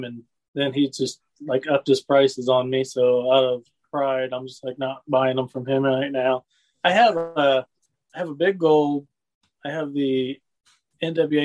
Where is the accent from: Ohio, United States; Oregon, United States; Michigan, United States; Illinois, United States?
Illinois, United States; Lincoln; I grew up here in Lincoln, Illinois, small town